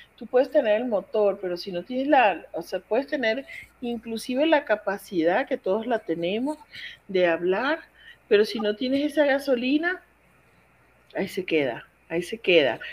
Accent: Venezuela; moved away as an adult; now in León, Mexico; cuando llegué de Venezuela, estamos acostumbrados a decir usted

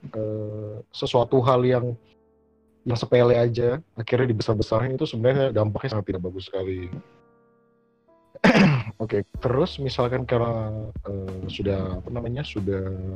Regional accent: Malinau, North Kalimantan, Indonesia; moved away; also born or lived in Surabaya; saya dari Kalimantan, Kalimantan Utara, yaitu tepatnya di Malinau

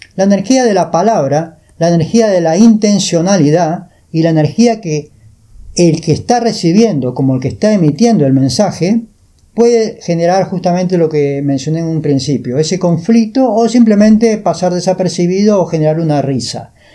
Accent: Peru; moved away as an adult; now in Uruguay; yo vengo de Perú

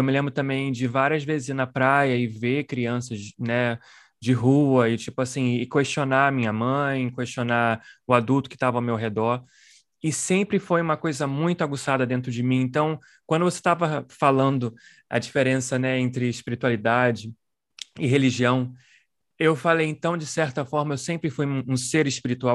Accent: Brazil; como brasileiros, né, somos filhas e filhos do, do colonialismo

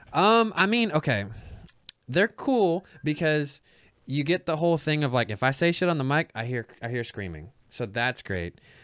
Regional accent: Dothan, Alabama, United States; I'm from Dothan, Alabama

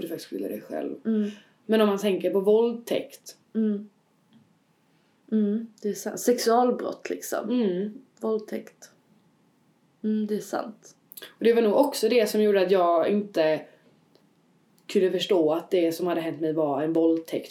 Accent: Sweden; jag var svensk medborgare

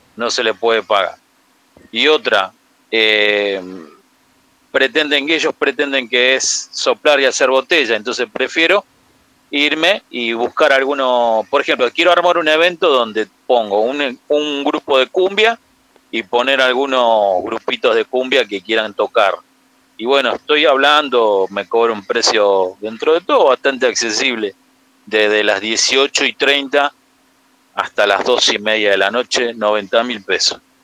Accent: Rosario, Santa Fe, Argentina; soy de Rosario

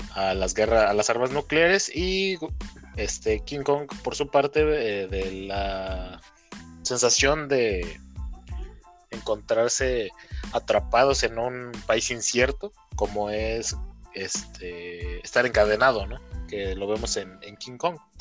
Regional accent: Mexico; somos mexicanos

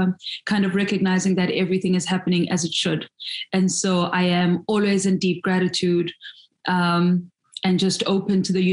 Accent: Soweto, Gauteng, South Africa; I grew up in Soweto

